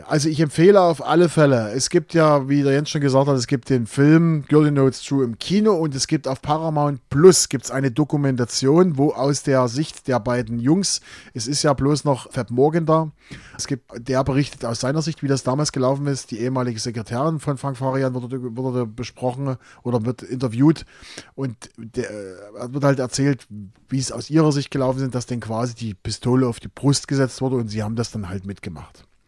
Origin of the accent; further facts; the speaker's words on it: East Germany, Germany; als Ostdeutscher